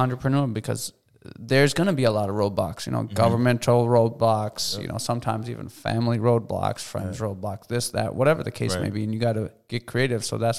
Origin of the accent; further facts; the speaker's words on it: Minneapolis, Minnesota, United States; we as a Minneapolis boy